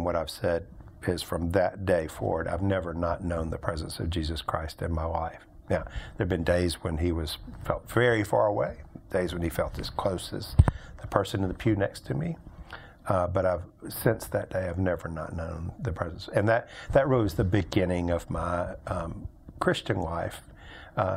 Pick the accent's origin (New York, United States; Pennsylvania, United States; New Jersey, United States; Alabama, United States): Alabama, United States; Birmingham; I grew up here in Birmingham, went to high school here, ended up going to college at Birmingham Southern College out in the west part of Birmingham